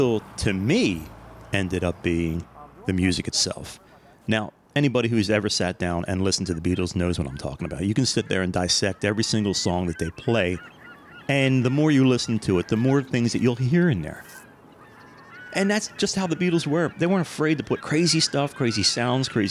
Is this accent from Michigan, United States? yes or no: no; Philadelphia, Pennsylvania, United States; So that's where we're from. We're from Philadelphia